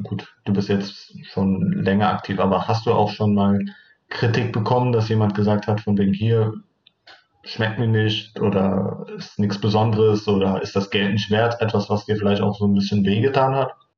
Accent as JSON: {"language": "German", "country": "Turkey", "moved": "yes", "said": "ich komme ursprünglich aus der Türkei"}